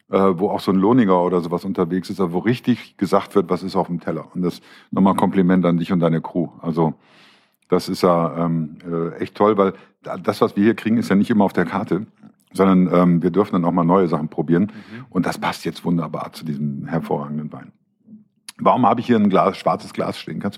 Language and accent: German; Rhineland, Germany; Für mich als Rheinländer